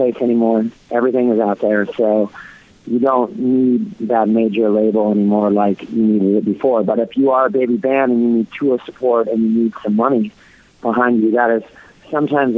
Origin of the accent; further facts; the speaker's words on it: Orange County, California, United States; I grew up in Orange County, California